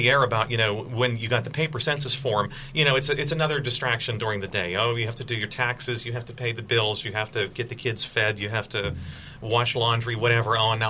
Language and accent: English; McKeesport, Pennsylvania, United States; Mary, from growing up in McKeesport, the last three mayors of McKeesport, I think, have complained that they felt that the city was undercounted.